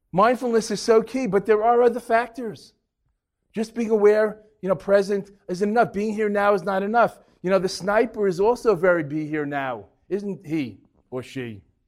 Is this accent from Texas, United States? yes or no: no; New York, United States; also born or lived in Boston; I'm from New York